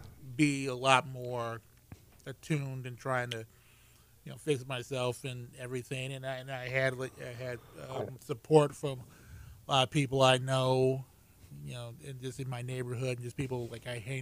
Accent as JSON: {"language": "English", "town": "Houston", "region": "Texas", "country": "United States", "tie": "born or raised there", "also_born_or_lived": "New Orleans", "said": "Well, I was born in New Orleans, but through mysterious circumstances, me and my family moved here to Houston. I've been raised here for most of my life."}